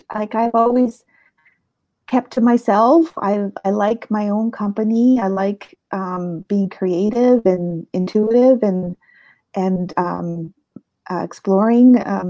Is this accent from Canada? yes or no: yes; Halifax, Nova Scotia, Canada; born there; also born or lived in United States / Europe; I was born in Canada, in Halifax, Nova Scotia. And my father was in the Navy, and we spent a lot of my life moving around. I lived in the States. I've lived in Europe. I lived across Canada.